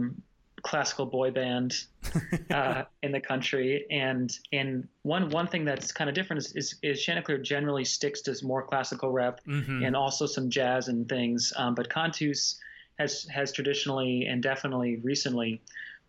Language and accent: English; Midwest, United States; also born or lived in New York City; now in Minnesota, United States; I grew up in the Midwest.